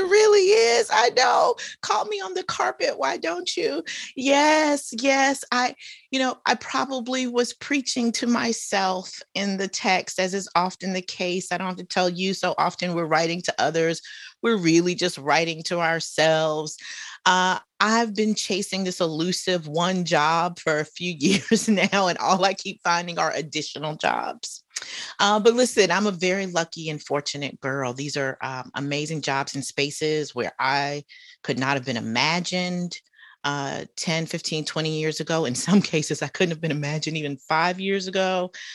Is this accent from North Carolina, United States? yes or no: yes; Charlotte, North Carolina, United States; accent: Southern; moved away; also born or lived in Atlanta, Georgia; my experiences growing up in Charlotte, North Carolina.